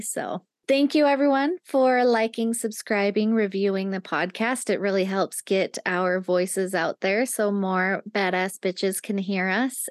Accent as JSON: {"language": "English", "region": "Nevada", "country": "United States", "tie": "born or raised there", "moved": "yes", "said": "I grew up in Nevada"}